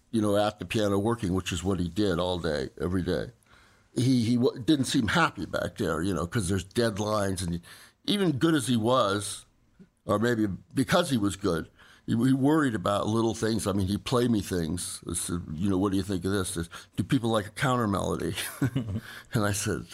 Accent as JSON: {"language": "English", "town": "Los Angeles", "region": "California", "country": "United States", "tie": "born or raised there", "also_born_or_lived": "New Orleans", "said": "I was born in Los Angeles, and my father was a doctor"}